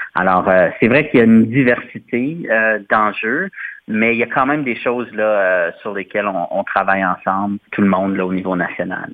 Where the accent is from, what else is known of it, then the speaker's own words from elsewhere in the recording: Sudbury, Ontario, Canada; moved away as an adult; also born or lived in Montreal; now in Ottawa, Canada; je suis originaire de Sudbury, dans le nord de l'Ontario, mais j'habite ici dans la région d'Ottawa depuis à peu près 2006